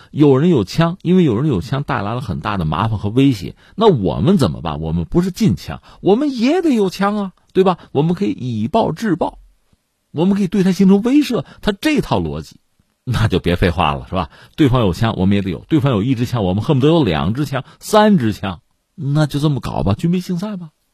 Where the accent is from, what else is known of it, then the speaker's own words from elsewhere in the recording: China; 我们是中国人